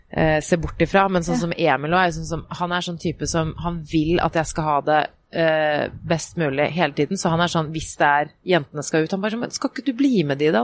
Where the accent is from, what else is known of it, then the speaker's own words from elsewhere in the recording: Oslo, Norway; Jeg er jo vokst opp der hvor jeg bor nå.